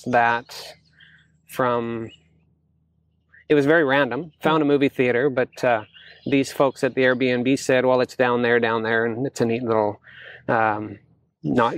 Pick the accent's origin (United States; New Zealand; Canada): Canada; Chilliwack, British Columbia; I'm from Chilliwack, BC